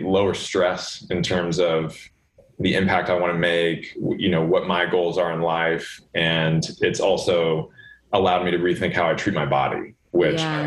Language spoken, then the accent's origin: English; Los Angeles, California, United States; I grew up in Los Angeles swimming